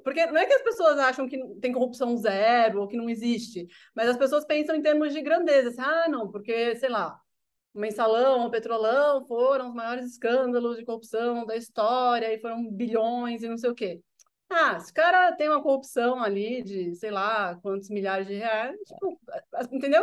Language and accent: Portuguese; São Paulo, Brazil; sou nascido e criado aqui em São Paulo